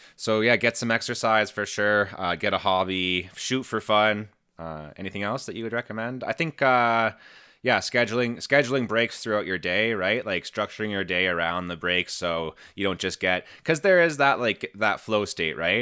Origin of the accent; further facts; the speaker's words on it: Canada; I'm Canadian